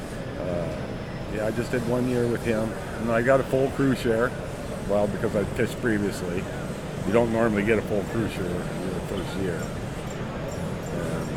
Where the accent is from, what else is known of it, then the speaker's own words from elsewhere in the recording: Anchorage, Alaska, United States; I was born in Anchorage, Alaska, at Elmendorf Air Force Base in 1954